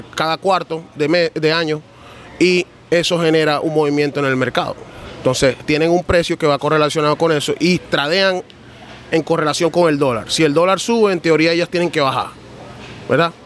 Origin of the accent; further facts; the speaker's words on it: New York, United States; moved away as an adult; also born or lived in Venezuela; now in Miami, United States; Yo nací en Venezuela, mi mamá es colombiana y me crié en Nueva York.